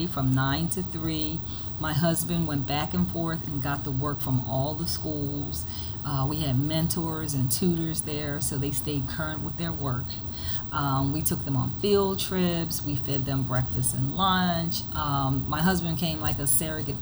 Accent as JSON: {"language": "English", "town": "Coatesville", "region": "Pennsylvania", "country": "United States", "tie": "born or raised there", "moved": "as an adult", "said": "I ran for magisterial district judge in Coatesville."}